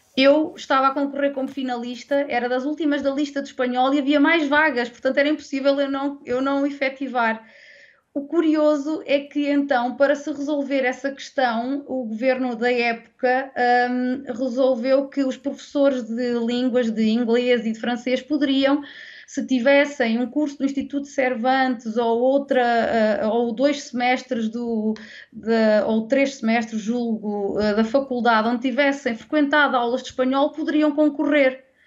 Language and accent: Portuguese; Centro, Portugal; aqui eu sou da Zona Centro